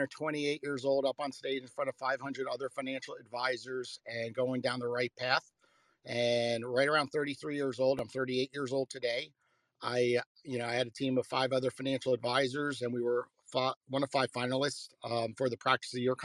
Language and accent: English; Port Washington, New York, United States; now in South Florida, United States; I was born in New York, lived in a town called Port Washington, and was raised by an entrepreneur